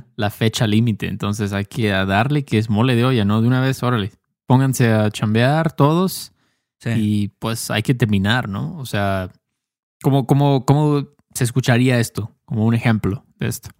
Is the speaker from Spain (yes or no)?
no; Mexico; Héctor y yo no somos los únicos mexicanos del mundo, obviamente, pero somos mexicanos